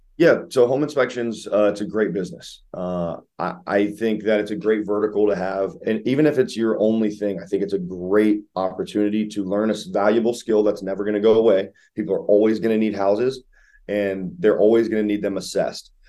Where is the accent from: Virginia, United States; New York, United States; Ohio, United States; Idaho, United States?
Ohio, United States; now in Columbus, United States; I'm out of Columbus, Ohio, born and raised in Ohio